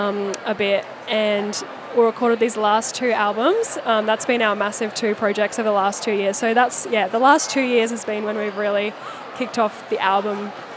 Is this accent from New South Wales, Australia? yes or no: no; Brisbane, Queensland, Australia; I'm from Brisbane